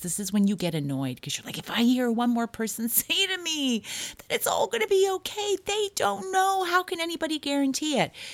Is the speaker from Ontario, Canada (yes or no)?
yes; Toronto, Ontario, Canada; also born or lived in Hollywood; now in Los Angeles, United States; I grew up in Toronto